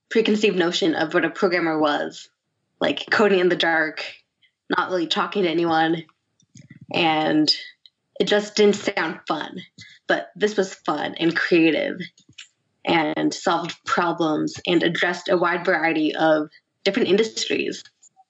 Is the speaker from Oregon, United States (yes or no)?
no; Silicon Valley, California, United States; I grew up in Silicon Valley